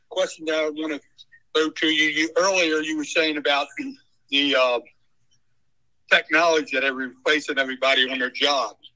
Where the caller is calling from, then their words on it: Hanover, Pennsylvania, United States; Hi, uh, yeah … from Hanover, Pennsylvania.